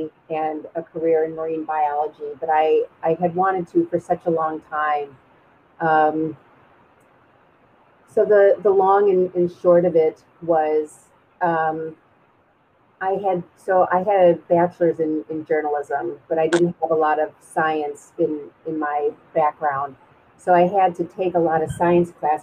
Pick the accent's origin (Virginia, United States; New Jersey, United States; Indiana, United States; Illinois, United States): Illinois, United States; Glencoe; I grew up in Glencoe, which is 30 minutes north of Chicago